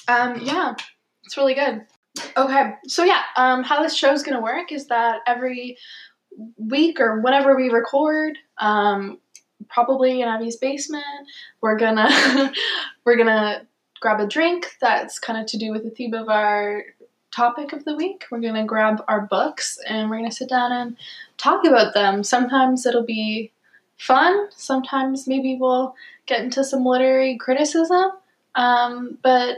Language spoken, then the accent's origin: English; Hamilton, Ontario, Canada; we are both from Hamilton, Ontario